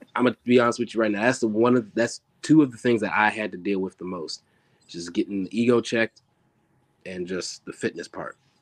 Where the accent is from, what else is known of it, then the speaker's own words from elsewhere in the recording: Maryland, United States; also born or lived in Philadelphia; I was born and raised here in Maryland.